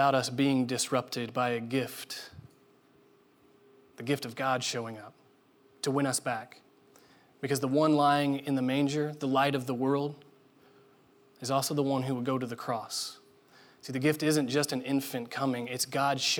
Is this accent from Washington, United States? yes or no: no; Indiana, United States; growing up in Indiana, it's a requirement.